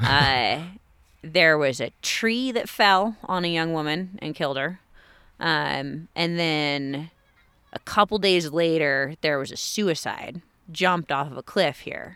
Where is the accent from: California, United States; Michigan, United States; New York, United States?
California, United States; Pescadero; I grew up in Pescadero, a little tiny town on the coast of California